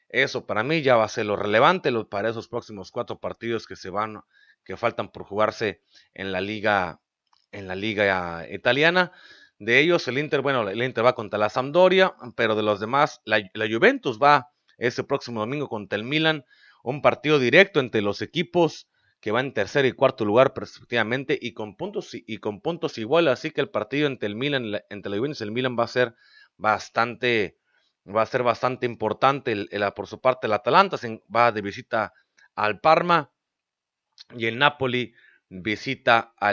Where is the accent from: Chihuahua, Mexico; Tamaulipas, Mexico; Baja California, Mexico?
Baja California, Mexico; Mexicali; es de aquí de la ciudad donde yo soy, de Mexicali, es paisano baja californiano